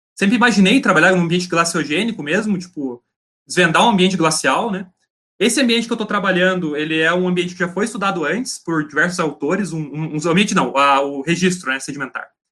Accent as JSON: {"language": "Portuguese", "town": "Laranjeiras do Sul", "region": "Paraná", "country": "Brazil", "tie": "born or raised there", "said": "nesse momento eu estou em Laranjeiras do Sul, no interior do Paraná, na cidade onde eu, onde eu nasci"}